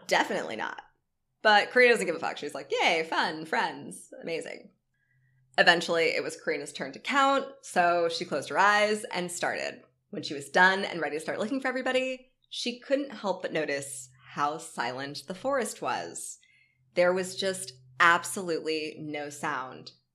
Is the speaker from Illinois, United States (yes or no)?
no; Live Oak, Florida, United States; where I grew up in North Florida, which was like Live Oak.